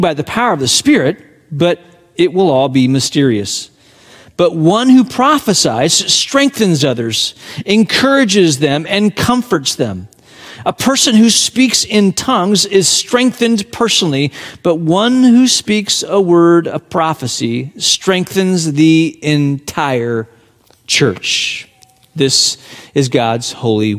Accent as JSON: {"language": "English", "country": "Hong Kong", "tie": "born or raised there", "moved": "yes", "said": "my hometown on the front, Hong Kong, where I was born and raised"}